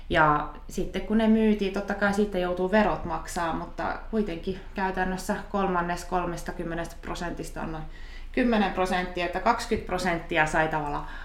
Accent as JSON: {"language": "Finnish", "country": "Japan", "tie": "born or raised there", "said": "että mä oon kasvanut Japanissa, niin se oli tämmöinen nostalgiamatka."}